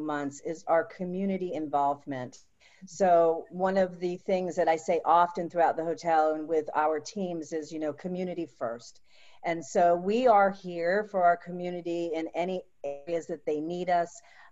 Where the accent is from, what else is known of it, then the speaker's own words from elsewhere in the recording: Jupiter, Florida, United States; I was raised in a small little fishing village that really wasn't on the map and wasn't well known, and today it is, and that is Jupiter, Florida